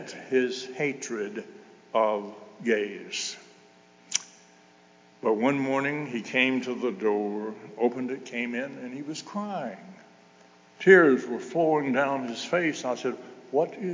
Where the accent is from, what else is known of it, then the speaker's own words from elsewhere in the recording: Mississippi, United States; moved away as an adult; now in Noblesville, United States; I grew up in Mississippi in a time when there were no Republicans